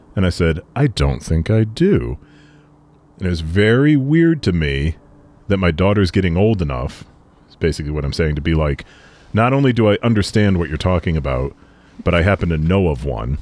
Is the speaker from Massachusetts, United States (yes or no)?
yes; Boston, Massachusetts, United States; we grew up around Boston